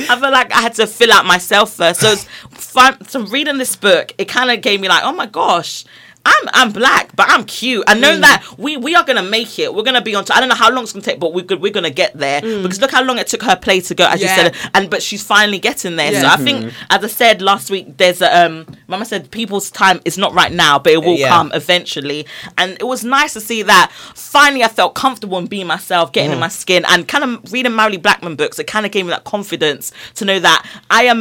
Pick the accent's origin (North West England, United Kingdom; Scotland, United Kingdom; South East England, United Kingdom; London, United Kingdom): London, United Kingdom; I'm from Brixton